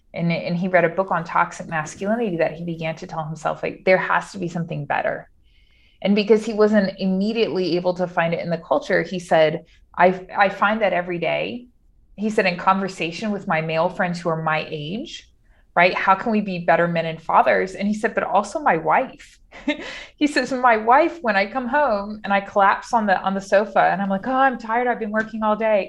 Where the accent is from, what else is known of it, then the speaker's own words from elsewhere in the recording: Cajun, Louisiana, United States; also born or lived in Rome, Italy; I'm Cajun by culture